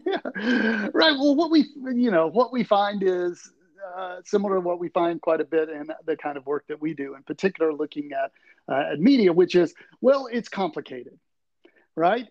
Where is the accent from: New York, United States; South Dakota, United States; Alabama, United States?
Alabama, United States; Tuscaloosa; moved away as an adult; now in Tallahassee, United States; I am actually from right there in Tuscaloosa